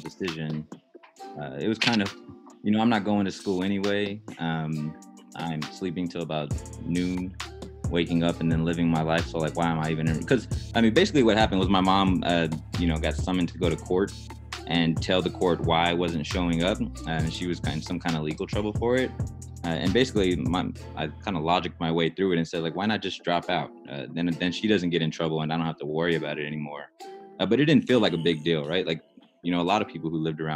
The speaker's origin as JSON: {"language": "English", "town": "San Antonio", "region": "Texas", "country": "United States", "tie": "born or raised there", "said": "growing up in San Antonio"}